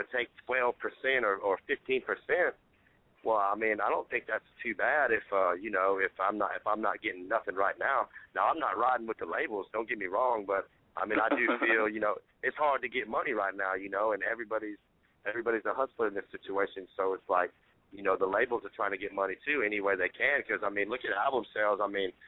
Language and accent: English; Alabama, United States; I'm from Alabama